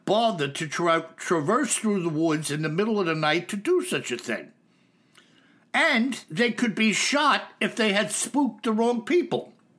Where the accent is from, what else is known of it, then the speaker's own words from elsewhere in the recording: Texas, United States; now in Seattle, United States; I was a transplant from Texas.